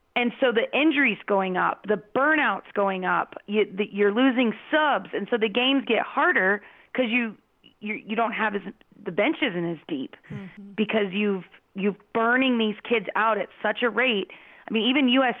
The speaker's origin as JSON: {"language": "English", "town": "Phoenix", "region": "Arizona", "country": "United States", "tie": "born or raised there", "said": "I grew up in Phoenix"}